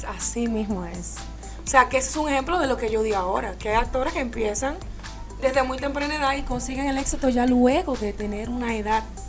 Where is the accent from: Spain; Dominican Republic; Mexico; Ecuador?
Dominican Republic; moved away as an adult; now in United States; me fui por el área de la comunicación allá en mi país, República Dominicana